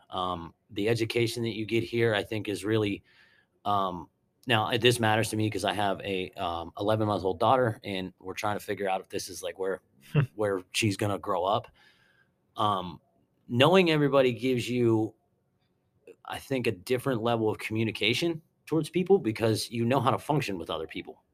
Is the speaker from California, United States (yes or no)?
no; Mount Pleasant, Pennsylvania, United States; also born or lived in Harrisburg, Pennsylvania; grew up um, in Mount Pleasant Township for the first I think like seven or eight years of my life and then moved to town. And I'm still a resident of Mount Pleasant Borough